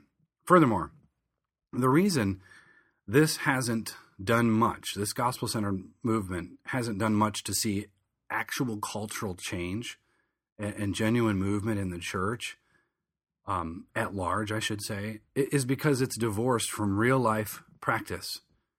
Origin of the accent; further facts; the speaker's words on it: Michigan, United States; moved away as an adult; now in Philadelphia, United States; Back in 2004, I moved from Southern Michigan, where I grew up, to Philadelphia, Pennsylvania, to finish my undergraduate degree.